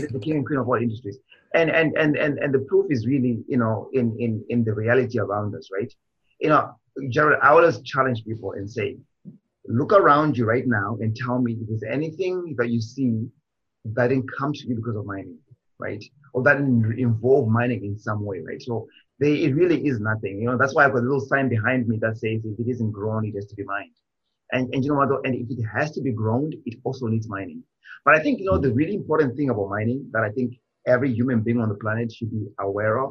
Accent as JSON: {"language": "English", "country": "Zimbabwe", "tie": "born or raised there", "moved": "yes", "lives_now": "Canada", "said": "I was born in Zimbabwe"}